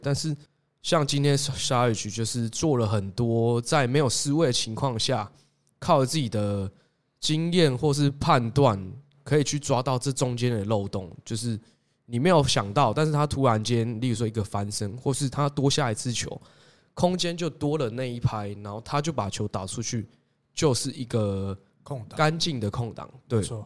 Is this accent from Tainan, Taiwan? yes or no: yes; Tainan, Taiwan; 身为台南人，我自己非常支持台钢猎鹰